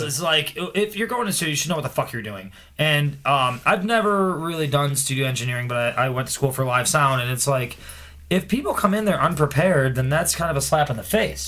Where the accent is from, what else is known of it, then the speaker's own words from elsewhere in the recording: Cleveland, Ohio, United States; now in Chicago, United States; I'm from Cleveland and moved here